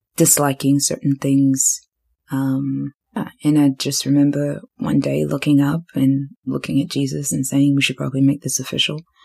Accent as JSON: {"language": "English", "country": "New Zealand", "tie": "born or raised there", "also_born_or_lived": "Zimbabwe", "moved": "as an adult", "lives_now": "Australia", "said": "I grew up in Zimbabwe and left, and we left Zimbabwe when I was 11, but I grew up in New Zealand, and now I live in Australia."}